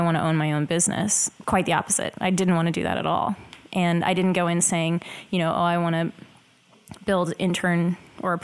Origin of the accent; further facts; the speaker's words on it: Oklahoma, United States; moved away as an adult; now in Dallas, United States; I'm originally from Oklahoma, so I was going